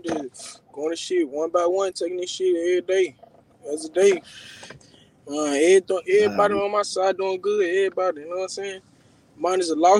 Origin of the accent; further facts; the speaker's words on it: California, United States; I'm from the Myrtle 8, Raleigh.